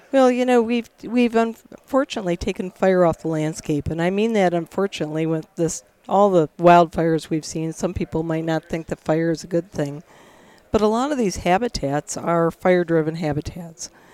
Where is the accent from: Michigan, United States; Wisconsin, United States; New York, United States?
Michigan, United States; I'm I'm from Michigan, was raised there